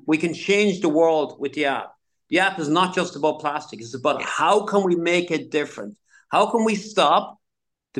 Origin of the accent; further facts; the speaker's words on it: Ireland; I remember growing up in Ireland